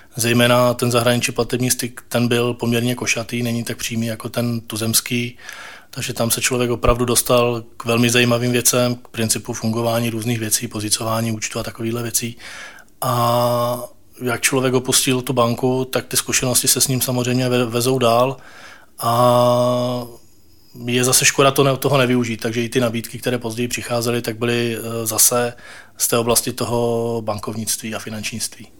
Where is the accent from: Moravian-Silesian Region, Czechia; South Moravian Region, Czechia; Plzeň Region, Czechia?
Moravian-Silesian Region, Czechia; Ostrava; moved away as an adult; now in Prague, Czech Republic; jsem z Ostravy a ve své podstatě my jsme se v tom roce dva tisíce sedm, eh, rozhodli s rodinou přestěhovat